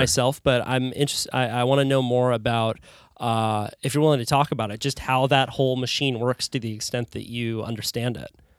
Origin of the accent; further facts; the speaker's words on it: California, United States; as a Californian